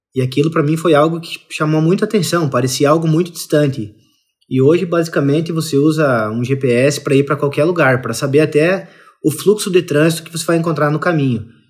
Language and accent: Portuguese; interior of Santa Catarina, Brazil; eu sou do interior de Santa Catarina, então a, a, a realidade agro é presente desde que eu sou criança